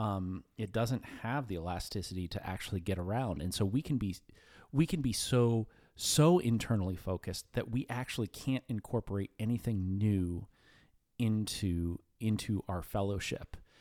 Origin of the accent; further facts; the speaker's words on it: New Castle, Pennsylvania, United States; I grew up in Newcastle, P